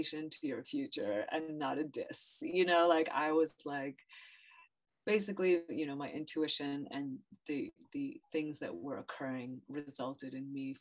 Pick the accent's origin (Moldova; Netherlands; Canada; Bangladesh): Canada; Ottawa, Ontario; also born or lived in Brazil / Morocco; now in New York, United States; I was born in Ottawa. My family's in Ottawa, Canada